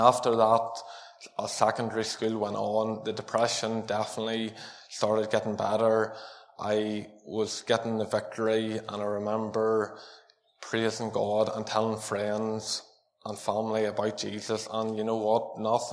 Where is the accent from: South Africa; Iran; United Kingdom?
United Kingdom; Armagh, Northern Ireland; I was born in Armagh, and I was born into a family that preached the gospel to each one of us